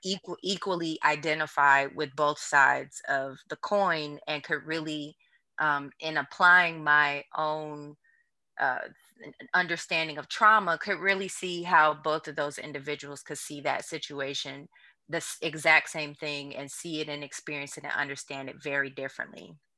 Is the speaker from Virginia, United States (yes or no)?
no; St. Louis, Missouri, United States; moved away as an adult; also born or lived in New Orleans, Louisiana; now in Houston, United States; I'm originally from Saint Louis, Missouri, and then I left Saint Louis to come to New Orleans for college